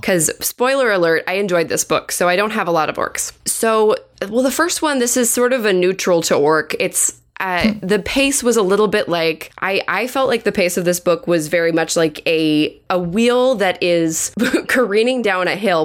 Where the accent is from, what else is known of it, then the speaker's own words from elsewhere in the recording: United States; we as Americans